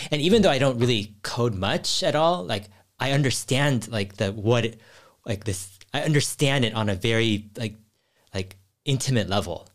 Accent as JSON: {"language": "English", "town": "Cupertino", "region": "California", "country": "United States", "tie": "born or raised there", "said": "I grew up in Silicon Valley and near Cupertino."}